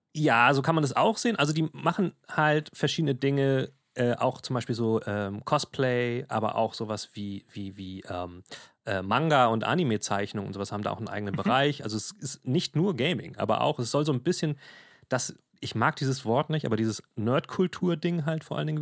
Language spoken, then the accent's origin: German; Germany; bei uns in Deutschland